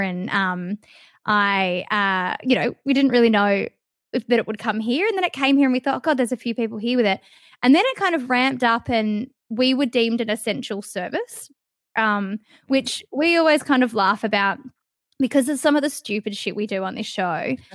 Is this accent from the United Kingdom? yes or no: no; Perth, Western Australia, Australia; also born or lived in Kalgoorlie; I grew up in Leaderville, which, if anyone that's from Perth, is, like, really close to the city